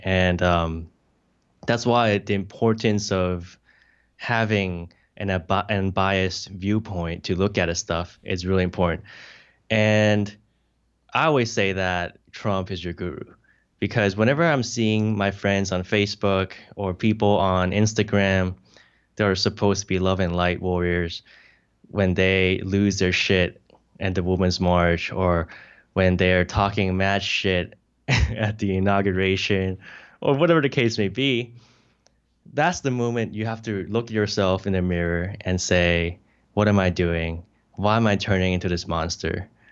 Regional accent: Hong Kong; moved away; also born or lived in United States; I'm an immigrant from Hong Kong to the U S

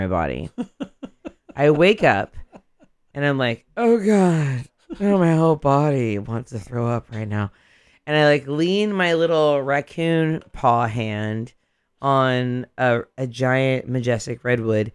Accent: Central Valley, California, United States; I grew up in the Central Valley, which is a gateway to Yosemite.

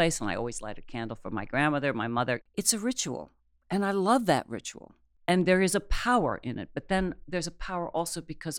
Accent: Akron, Ohio, United States; also born or lived in Cuyahoga Falls, Ohio / Silver Lake, Ohio; Well, I was born in Akron, and then we lived in Cocoa Falls.

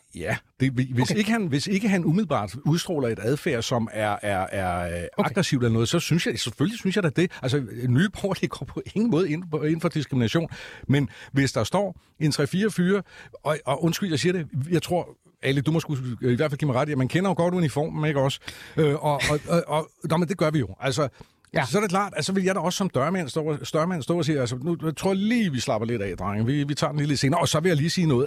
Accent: Copenhagen, Capital Region of Denmark, Denmark; som københavner

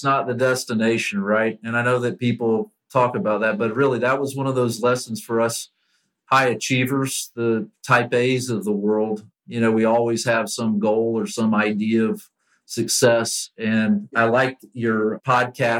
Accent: Lakeland, Florida, United States; I grew up here in Lakeland where Publix was founded and the corporate headquarters are located

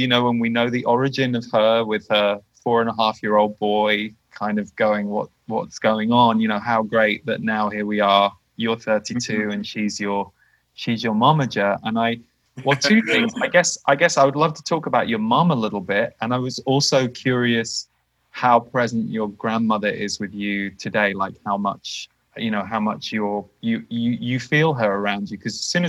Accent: just outside Windsor, South East England, United Kingdom; We grew up just outside Windsor

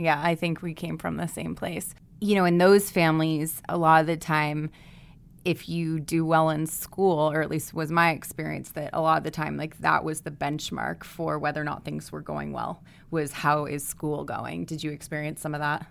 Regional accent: East Coast, United States; I grew up mostly on the East Coast, but my parents are New Englanders

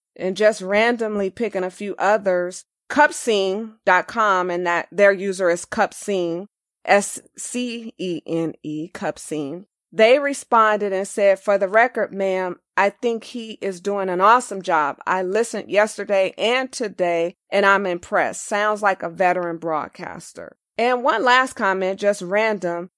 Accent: Los Angeles, California, United States; I'm born and raised in Los Angeles

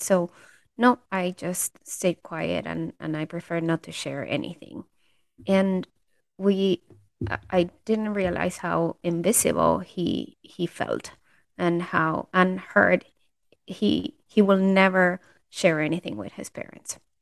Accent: Peru; I'm from Peru

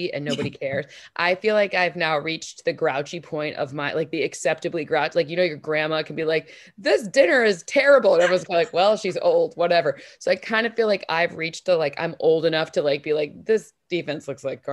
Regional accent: Michigan, United States; I'm from Michigan

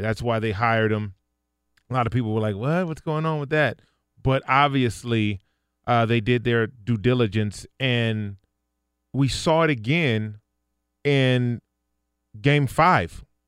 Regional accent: Inglewood, California, United States; I grew up in Inglewood

